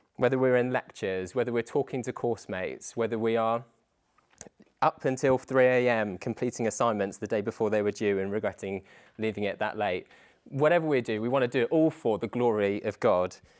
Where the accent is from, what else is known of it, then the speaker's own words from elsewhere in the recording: Dover, South East England, United Kingdom; moved away as an adult; now in Chichester, United Kingdom; I grew up in Dover, just along like on the south coast. It's basically as southeast as you can go in the UK